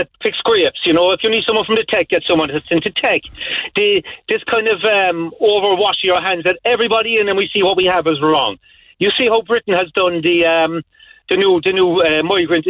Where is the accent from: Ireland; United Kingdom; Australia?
Ireland; as Irish people